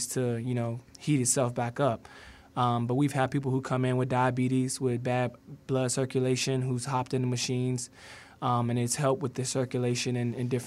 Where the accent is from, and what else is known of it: Richmond, Virginia, United States; born or raised there